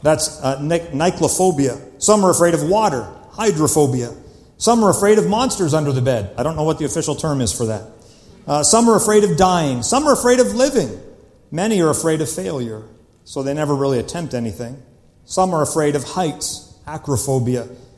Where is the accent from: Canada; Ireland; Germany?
Canada; I am Canadian